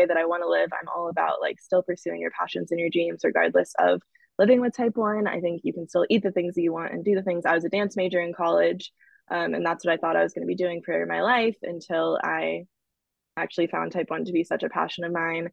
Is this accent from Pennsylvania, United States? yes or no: no; Dallas, Texas, United States; moved away as an adult; also born or lived in Austin, Texas / Arizona; now in Los Angeles, United States; I'm originally from Dallas, Texas. I was there most of my life